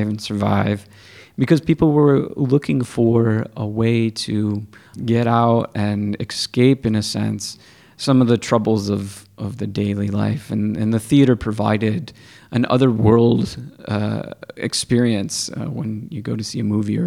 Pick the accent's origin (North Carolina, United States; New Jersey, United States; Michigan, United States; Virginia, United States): Michigan, United States; Sterling Heights; moved away as an adult; also born or lived in Rochester, Michigan; now in Saginaw, United States; I grew up in the Metro Detroit area, mostly in Sterling Heights, and then moved to Rochester.